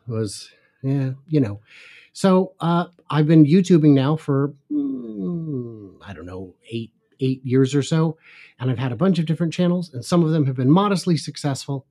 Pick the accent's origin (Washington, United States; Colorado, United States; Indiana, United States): Washington, United States; suburbs north of Seattle; I grew up in north of the suburbs north of Seattle.